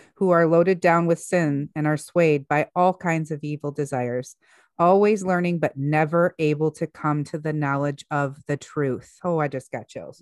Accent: United States; here we are as American citizens

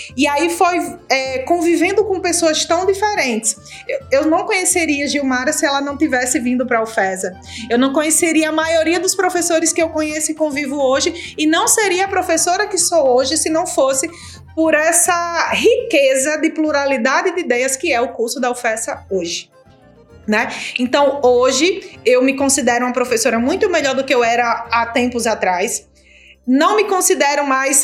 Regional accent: Mossoró, Rio Grande do Norte, Brazil; also born or lived in Natal; nascida e criada aqui em Mossoró, no Rio Grande do Norte, interior do Nordeste, Brasil

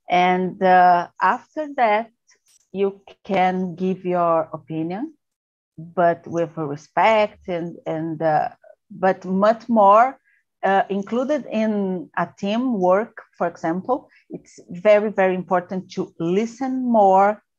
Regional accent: São Paulo, Brazil; English is a second language; I'm from Sao Paulo. I am uh, 45 years old

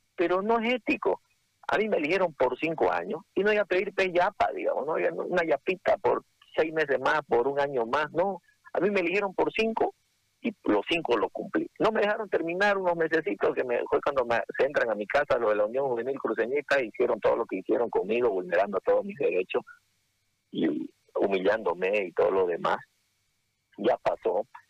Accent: Santa Cruz, Bolivia; Soy camba, soy cruceño igual que ustedes.

